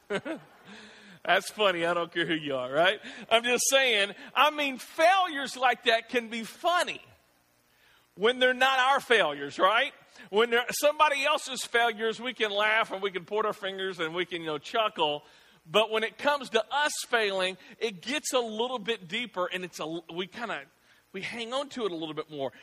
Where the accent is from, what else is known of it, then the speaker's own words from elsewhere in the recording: the South, United States; I grew up in the South